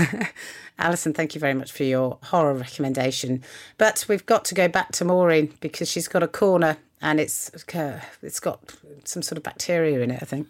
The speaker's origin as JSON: {"language": "English", "country": "United Kingdom", "said": "as a British person"}